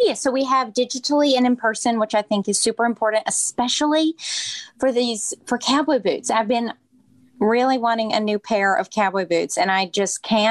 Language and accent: English; the South, United States; growing up in the South